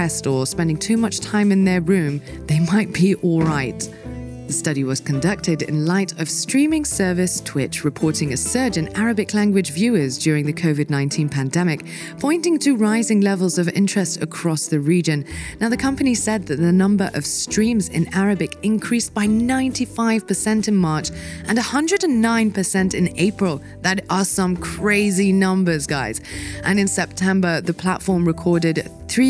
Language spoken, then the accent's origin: English; Dubai, United Arab Emirates; moved away; I was born and raised in Dubai